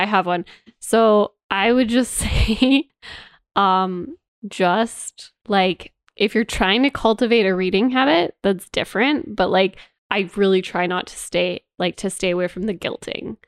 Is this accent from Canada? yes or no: yes; Canada; we are Canadian